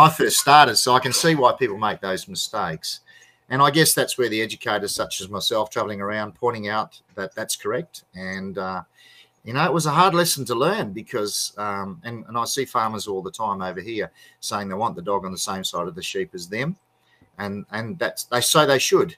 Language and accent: English; Australia